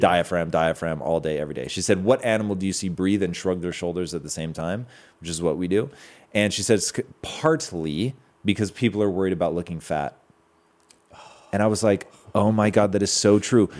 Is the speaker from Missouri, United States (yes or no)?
no; Washington, United States; now in Southern California, United States; Growing up in Washington